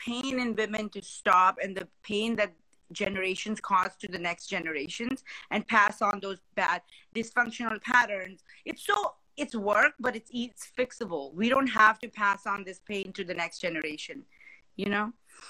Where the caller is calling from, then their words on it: San Jose, California, United States; San Jose, Bay Area.